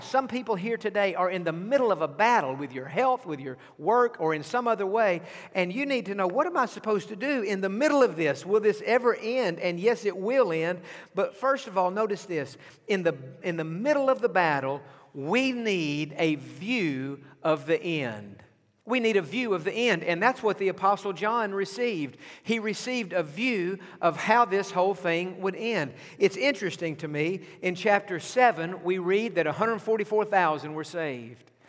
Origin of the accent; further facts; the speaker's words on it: East Texas, United States; I grew up in East Texas